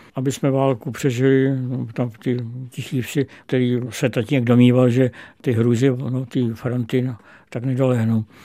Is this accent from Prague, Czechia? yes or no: yes; Prague, Czechia; narodil jsem se v Praze